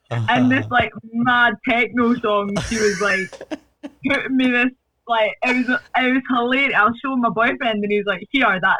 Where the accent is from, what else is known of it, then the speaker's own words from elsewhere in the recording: Ecuador; born there; I was born in Ecuador. Because my parents met in Ecuador and I was born there, but I have a nationality. Ecuadorian, but I'm not actually Ecuadorian.